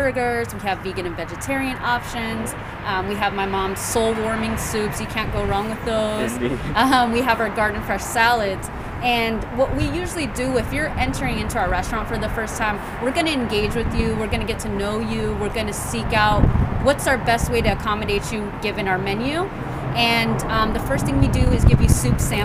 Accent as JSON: {"language": "English", "town": "Whitehall", "region": "Ohio", "country": "United States", "tie": "born or raised there", "said": "we grew up in Whitehall"}